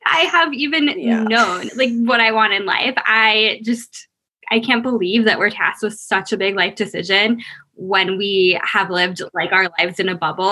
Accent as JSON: {"language": "English", "area": "Long Island", "region": "New York", "country": "United States", "also_born_or_lived": "Boston", "lives_now": "New York City, United States", "said": "I'm originally from Long Island, but I'm now living in New York City. So I've kind of always been a New Yorker"}